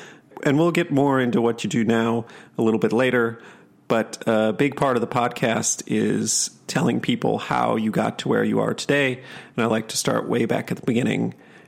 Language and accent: English; Oshkosh and McFarland, Wisconsin, United States; moved away; from outside Madison. I was born up in near Oshkosh, grew up first half in Oshkosh, second half in McFarland, Wisconsin.